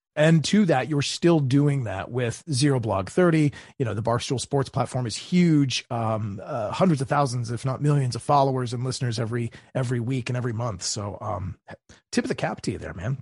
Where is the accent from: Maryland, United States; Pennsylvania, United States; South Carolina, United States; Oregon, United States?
Maryland, United States; my home state of Maryland